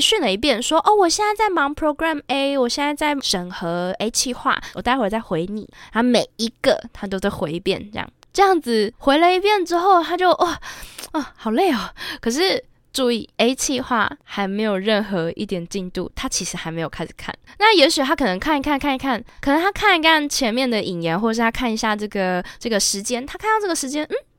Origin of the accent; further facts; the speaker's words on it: Japan; 作为一个日本人